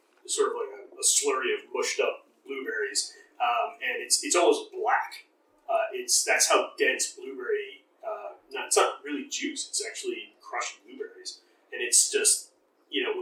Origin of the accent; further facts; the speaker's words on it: Vineland, New Jersey, United States; also born or lived in Millville, New Jersey / England; very close to my old stomping ground, I grew up in Vineland, Millville, is Hamilton, New Jersey